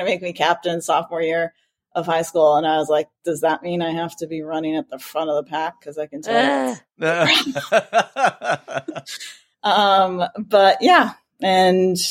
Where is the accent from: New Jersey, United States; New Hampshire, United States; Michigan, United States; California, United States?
New Hampshire, United States; I'm from New Hampshire, but teach in Massachusetts